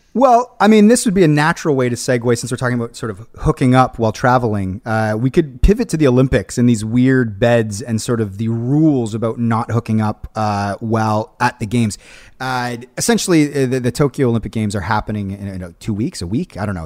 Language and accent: English; Hamilton, Ontario, Canada; we're from the West Mountain